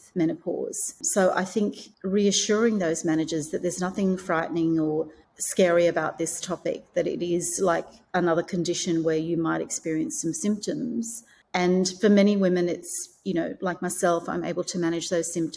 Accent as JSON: {"language": "English", "country": "Australia", "also_born_or_lived": "Hong Kong", "moved": "as an adult", "said": "So I have recently moved from Hong Kong back to my home country of Australia"}